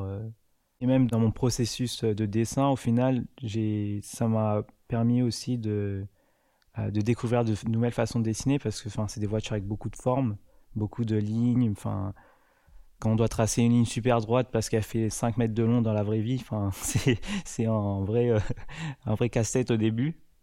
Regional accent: Paris, Île-de-France, France; Je suis parisien

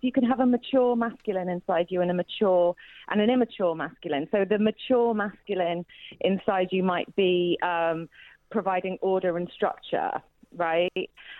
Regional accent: Midlands, United Kingdom; I'm from the Midlands.

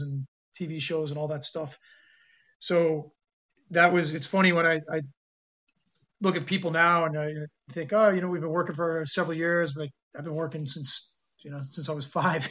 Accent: New York City, New York, United States; also born or lived in San Francisco, California / northern New Jersey / Korea; I was born in San Francisco, California, but moved to New York when I was two and was raised there in the New York City area eh, in New York and then moved to northern New Jersey, about 10 minutes from Manhattan when I was 11

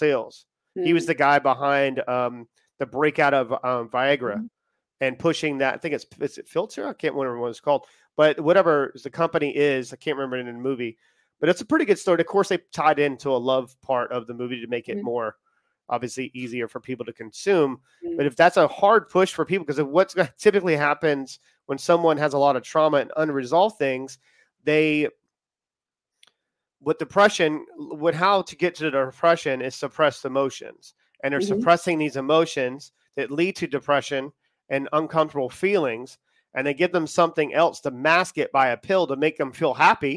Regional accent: United States; now in United Kingdom; we're in the UK. Well, obviously I'm American

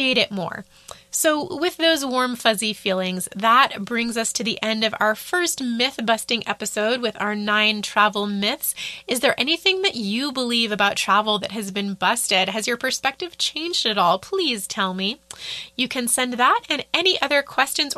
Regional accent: United States; first language English; as an American

